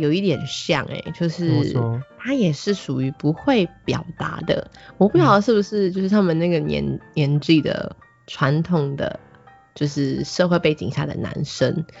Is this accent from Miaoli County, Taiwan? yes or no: yes; Miaoli County, Taiwan; also born or lived in Banqiao / Hualien; 其实我小时候是在很小的时候，一开始是在板桥，长大以后就是嗯，大概是到要上幼稚园以后，我们就搬回来苗栗。因为毕竟板桥的物价什么真的其实真的比较高，所以那时候我们就搬回来苗栗。但是我的老家是在花莲。